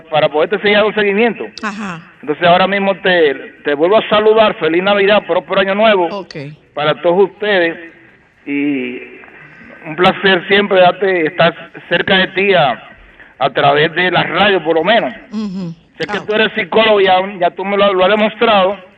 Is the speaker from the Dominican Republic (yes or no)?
yes; Santiago de los Caballeros, Santiago, Dominican Republic; Porque soy oriundo de Santiago de los Caballeros.